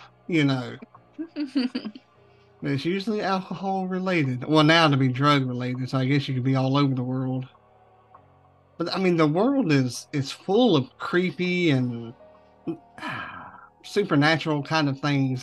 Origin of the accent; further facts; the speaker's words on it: the South, United States; I'm from the South. We don't say ing.